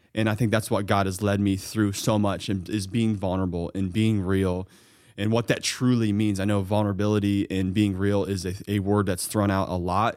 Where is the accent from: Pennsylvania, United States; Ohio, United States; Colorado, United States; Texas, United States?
Ohio, United States; Mount Vernon; hometown pharmacies, where I grew up in Mount Vernon, Ohio.